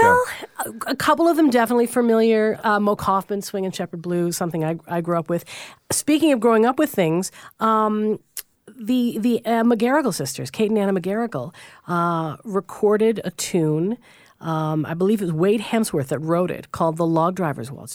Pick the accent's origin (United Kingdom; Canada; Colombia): Canada; Newfoundland and Labrador; I'm from Newfoundland